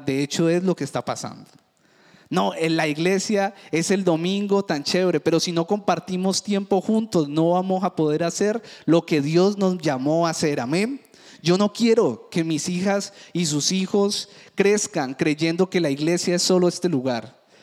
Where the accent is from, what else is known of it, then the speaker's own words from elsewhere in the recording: Cali, Valle del Cauca, Colombia; Yo que me crié en el Valle del Cauca, en Cali